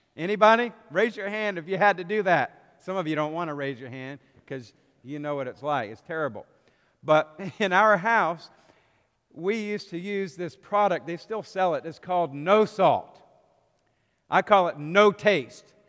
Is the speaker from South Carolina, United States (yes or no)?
no; outside of Philadelphia, Pennsylvania, United States; now in Richmond, United States; Growing up outside of Philadelphia